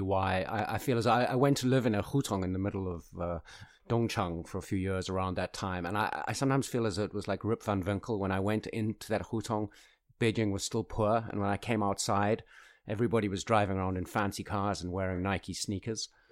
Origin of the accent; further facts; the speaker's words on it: South Africa; moved away; my home country of South Africa